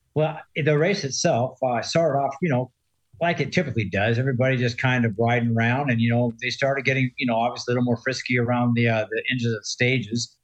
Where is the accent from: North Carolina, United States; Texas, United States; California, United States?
California, United States; San Diego; moved away; I'm from San Diego, not far from there and originally